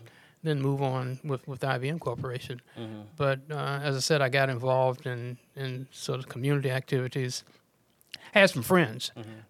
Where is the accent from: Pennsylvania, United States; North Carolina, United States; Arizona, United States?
North Carolina, United States; Winston-Salem; also born or lived in Washington, D.C.; now in Durham, United States; I was born in Washington, D.C., but I really grew up in Winston-Salem, North Carolina. Finished elementary school, high school in Winston.